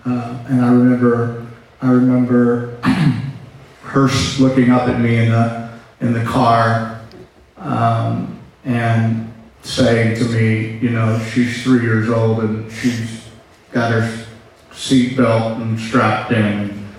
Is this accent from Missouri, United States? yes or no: yes; St. Louis, Missouri, United States; moved away as an adult; also born or lived in Pacific Northwest; I'm from St. Louis.